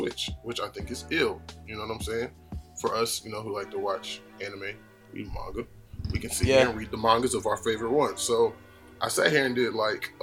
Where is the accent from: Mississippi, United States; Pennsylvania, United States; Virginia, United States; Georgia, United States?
Georgia, United States; I'm from Georgia